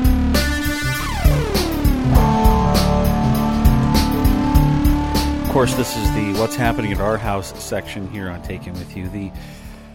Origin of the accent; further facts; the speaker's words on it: the Northwest, Pacific Northwest, United States; we're from the Northwest